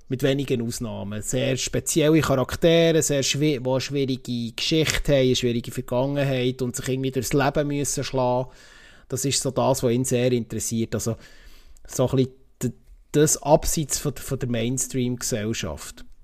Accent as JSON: {"language": "German", "country": "Switzerland", "said": "bei uns in der Schweiz"}